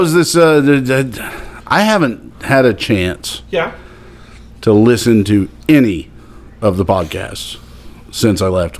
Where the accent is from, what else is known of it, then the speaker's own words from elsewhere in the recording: Miami, Oklahoma, United States; I'm going to be working another car show in my hometown.